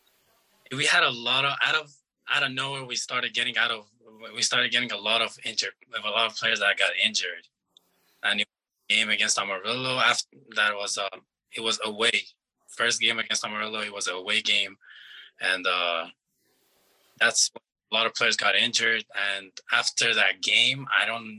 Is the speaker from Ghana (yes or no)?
no; Iran; also born or lived in Afghanistan (ancestry); now in New Mexico, United States; So my parents are from Afghanistan, and I was born in Iran, so I came from Iran